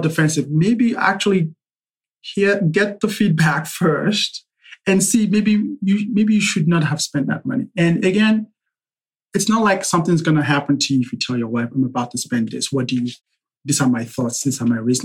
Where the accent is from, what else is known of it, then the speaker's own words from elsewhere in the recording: Nigeria; I'm Nigerian.